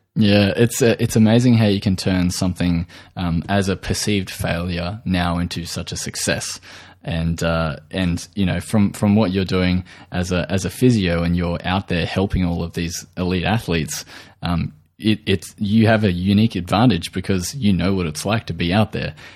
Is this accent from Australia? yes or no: yes; Australia